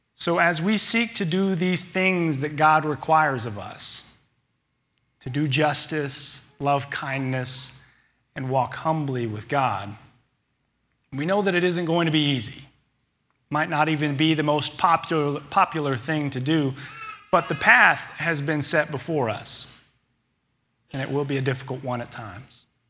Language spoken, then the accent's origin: English; Little Rock, Arkansas, United States; glad to have grown up here in Little Rock